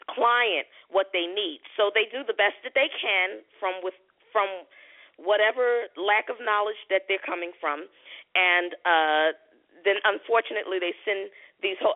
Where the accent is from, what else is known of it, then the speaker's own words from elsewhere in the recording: Philadelphia, Pennsylvania, United States; now in Clayton County, United States; I'm from Philly. So I moved here like 4 years ago.